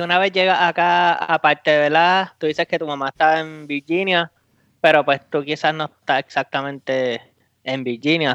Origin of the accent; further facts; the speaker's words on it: Puerto Rico; now in United States; Como boricua